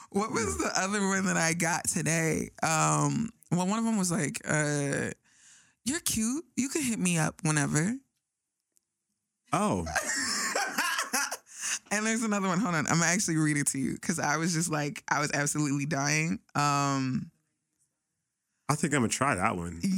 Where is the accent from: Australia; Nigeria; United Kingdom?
Nigeria; Both my parents are Nigerian, right?